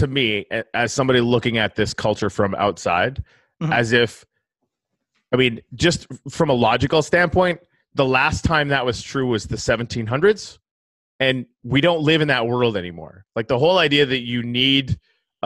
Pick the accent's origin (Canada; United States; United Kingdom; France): Canada; I'm from Canada.